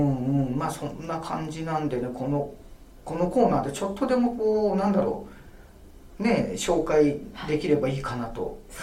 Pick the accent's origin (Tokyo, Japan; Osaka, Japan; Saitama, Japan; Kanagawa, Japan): Kanagawa, Japan; Yokohama; 私があの横浜生まれの横浜育ちで